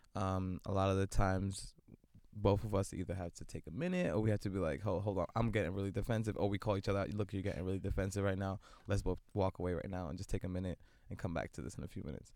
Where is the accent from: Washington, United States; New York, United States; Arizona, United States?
New York, United States; New York City; born and raised in Brooklyn, multidisciplinary artist.